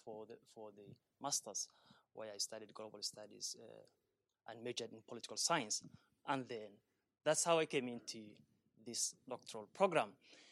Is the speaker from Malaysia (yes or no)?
no; Dadaab, North Eastern Province, Kenya; moved away as an adult; now in Sweden; So I grew up in the Dadaab camps, where I'm doing my research now, and spent the first 20 years of my foundational years.